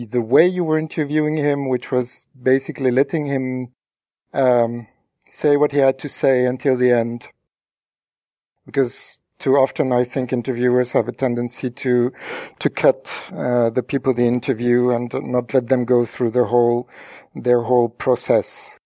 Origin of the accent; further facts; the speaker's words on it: France; English is a second language; I'm not English speaking. I'm not an English speaker. I'm, I'm French.